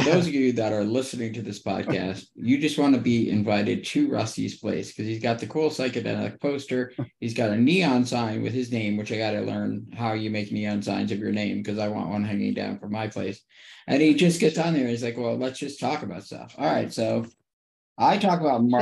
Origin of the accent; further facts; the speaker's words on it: New Jersey, United States; now in Scottsdale, United States; I was born and raised in New Jersey.